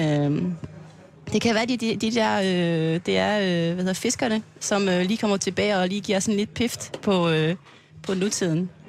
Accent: French Polynesia; Danish is a second language; moved away as an adult; also born or lived in Aarhus, Denmark; now in Klitmøller, Denmark; jeg kommer fra Tahiti

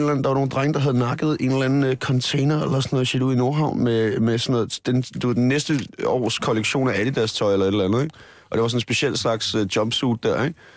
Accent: Dragør, Capital Region of Denmark, Denmark; Øh, jeg kommer, jeg kommer fra Dragør, ikke? Så det var sådan noget, der hang man ud...

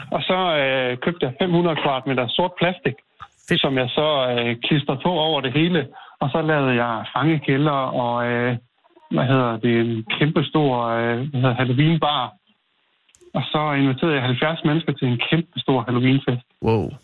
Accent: Salling, Central Denmark Region, Denmark; now in Løvel, Denmark; Nej, jeg er faktisk op fra Salingegn

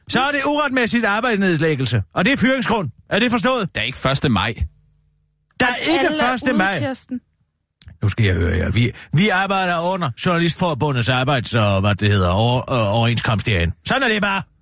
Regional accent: Frederiksberg, Capital Region of Denmark, Denmark; men jeg er fra Frederiksberg, og der holder vi ikke fri 1. maj, det kan jeg godt love dig for.

